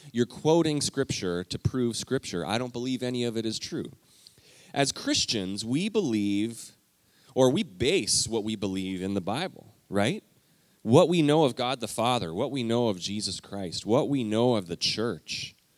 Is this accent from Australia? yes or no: no; Alberta, Canada; moved away; I grew up in Alberta, Canada